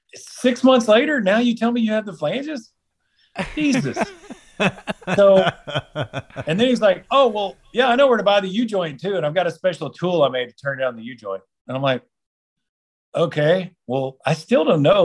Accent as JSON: {"language": "English", "region": "Texas", "country": "United States", "said": "That's my home state in Texas"}